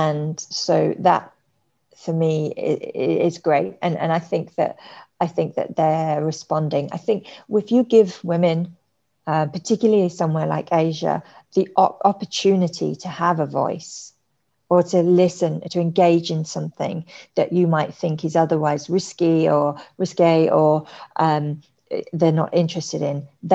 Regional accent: London, United Kingdom; moved away as an adult; now in Singapore; I'm from London

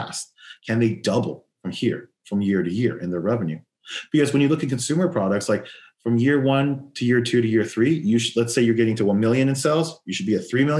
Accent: Los Angeles, California, United States; I'm born and raised in Los Angeles

